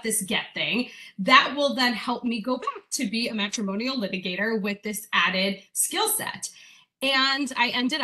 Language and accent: English; Hawaii, United States; I grew up in Hawaii, so very, very out of town